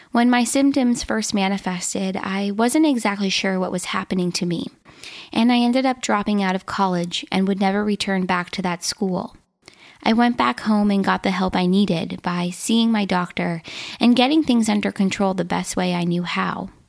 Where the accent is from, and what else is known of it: Minnesota, United States; born or raised there